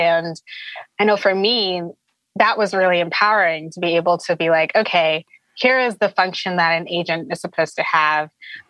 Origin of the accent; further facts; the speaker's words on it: Connecticut, United States; I'm from Connecticut.